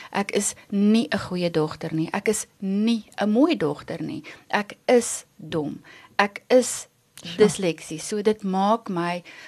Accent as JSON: {"language": "Afrikaans", "town": "Vanderbijlpark", "region": "Gauteng", "country": "South Africa", "tie": "born or raised there", "said": "ons het in Vanderbijl groot geword. Ehm um, ek het daar skool gegaan."}